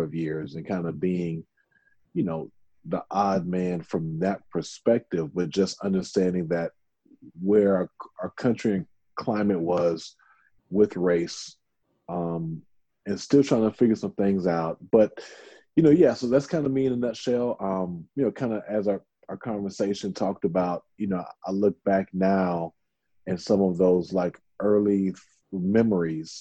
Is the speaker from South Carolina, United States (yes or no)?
no; Houston, Texas, United States; also born or lived in North Louisiana; I was born in a very small town in North Louisiana, but I grew up really here in Houston.